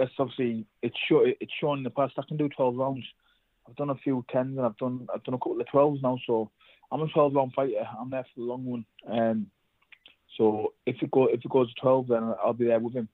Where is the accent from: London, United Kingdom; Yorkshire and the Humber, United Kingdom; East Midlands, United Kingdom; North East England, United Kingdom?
North East England, United Kingdom; us both obviously being from up north